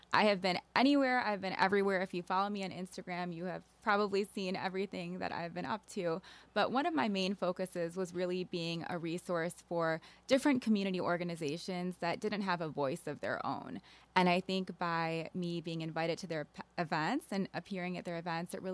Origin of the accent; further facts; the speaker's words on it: Naperville, Illinois, United States; I grew up in the Naperville area